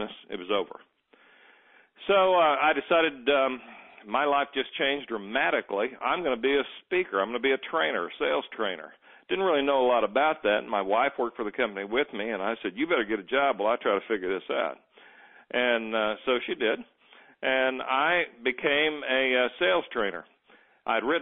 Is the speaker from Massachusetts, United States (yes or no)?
no; Muskogee, Oklahoma, United States; I grew up dirt poor in Muskogee, Oklahoma.